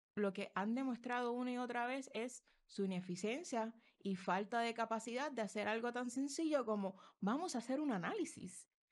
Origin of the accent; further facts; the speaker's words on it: Puerto Rico; como mujer puertorriqueña